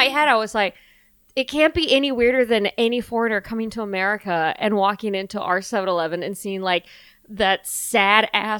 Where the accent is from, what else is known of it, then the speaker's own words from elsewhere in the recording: Southern California, United States; moved away; I'm from Southern California.